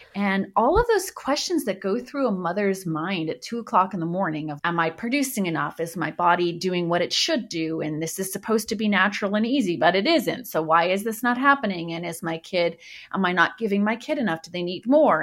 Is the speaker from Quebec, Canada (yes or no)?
yes; Montreal, Quebec, Canada; moved away as an adult; also born or lived in Los Angeles, United States; I grew up in Montreal, went to med school there